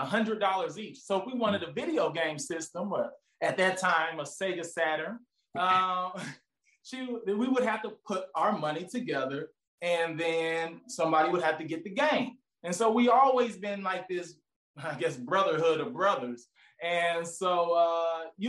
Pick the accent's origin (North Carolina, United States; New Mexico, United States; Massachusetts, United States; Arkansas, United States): Arkansas, United States; moved away; also born or lived in St. Louis; because I'm originally from Arkansas. My parents, we're all from Arkansas.